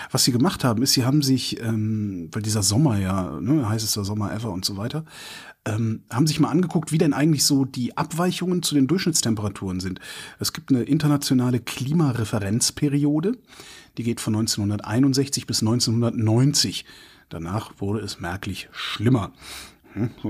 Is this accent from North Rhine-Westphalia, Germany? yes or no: yes; Cologne, North Rhine-Westphalia, Germany; Köln, meine Heimatstadt, 2,2 Grad plus.